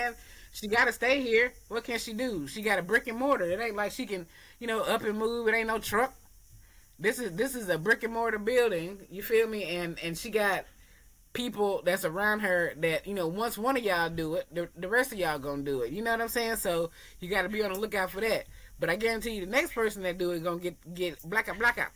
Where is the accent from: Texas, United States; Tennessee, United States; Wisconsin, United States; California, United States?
Tennessee, United States; Murfreesboro; moved away; also born or lived in Durham, North Carolina; I'm from Murfreesboro, so when I moved to Durham, North Carolina